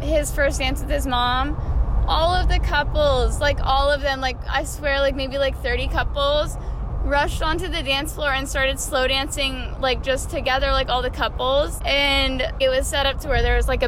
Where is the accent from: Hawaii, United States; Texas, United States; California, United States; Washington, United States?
Washington, United States; Puyallup; I'm from Puyallup.